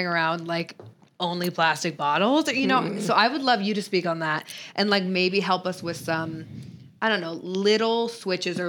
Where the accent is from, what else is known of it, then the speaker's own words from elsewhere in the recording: Seattle, Washington, United States; growing up in Seattle